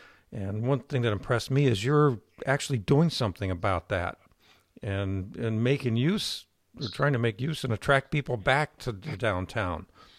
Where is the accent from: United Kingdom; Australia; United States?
United States; rural Ohio; my hometown in Ohio, in rural Ohio